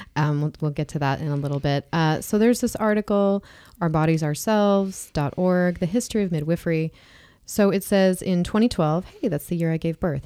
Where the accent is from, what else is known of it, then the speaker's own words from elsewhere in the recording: Kansas, United States; I was born in a hospital in Kansas